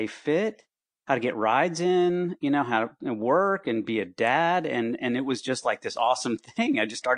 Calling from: Gainesville, Florida, United States; Hey, yeah, in my office at home in Gainesville, Florida.

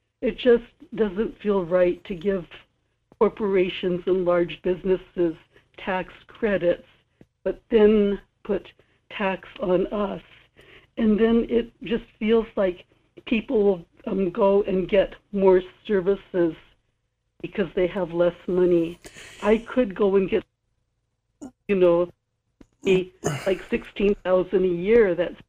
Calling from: Kodiak, Alaska, United States; in Kodiak.

